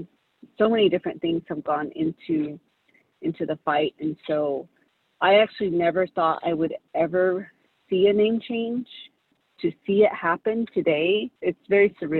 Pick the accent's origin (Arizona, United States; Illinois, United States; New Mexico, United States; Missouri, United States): Arizona, United States; Big Mountain and Forest Lake area; also born or lived in Kansas; I'm from the Navajo Nation, an area called Big Mountain and Forest Lake area